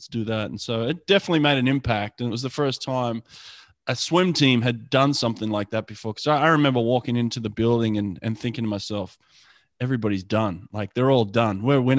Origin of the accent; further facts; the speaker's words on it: Australia; now in United States; I came in from Australia in December.